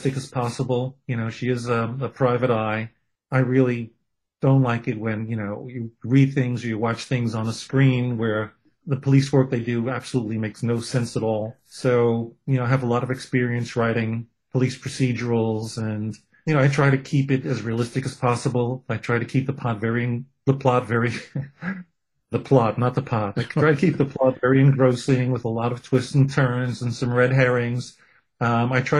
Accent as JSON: {"language": "English", "town": "New York City", "region": "New York", "country": "United States", "said": "I'm a kid from Brooklyn, from a, you know, with a Jewish heritage"}